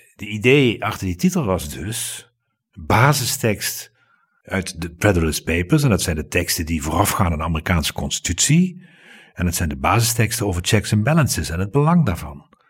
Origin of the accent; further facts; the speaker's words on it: Limburg, Netherlands; ik ben geen Brabander. Nee, ik ben Limburg